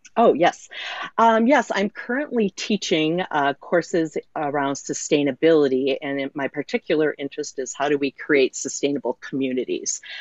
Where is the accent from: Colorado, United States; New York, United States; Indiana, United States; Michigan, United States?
Michigan, United States; Muskegon; I'm zooming in from Muskegon, Michigan, um, on the shores of Lake Michigan, where I grew up, was born and raised.